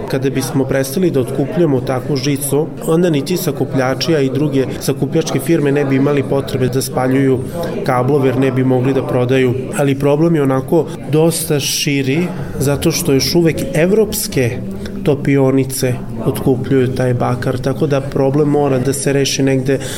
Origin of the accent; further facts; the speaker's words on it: Vojvodina, Serbia; ja sam iz Vojvodine, iz malog sela dolazim